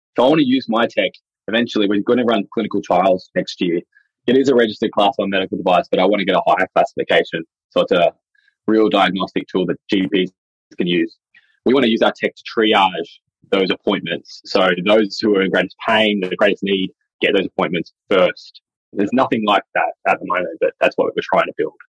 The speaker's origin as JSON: {"language": "English", "town": "Dubbo", "region": "New South Wales", "country": "Australia", "said": "I'm Wiradjuri from Dubbo in central New South Wales"}